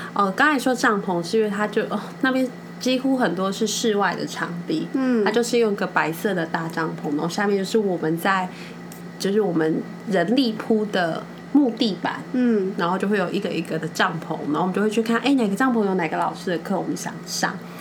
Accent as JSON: {"language": "Chinese", "country": "Taiwan", "said": "我们台湾人在我 在欧洲这个文化里面，我真的好，我们是认真又负责的一个角色"}